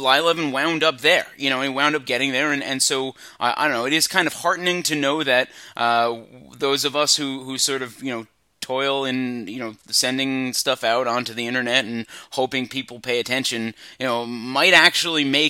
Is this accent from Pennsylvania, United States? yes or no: no; Long Island, New York, United States; I'm a sports writer and I'm from Long Island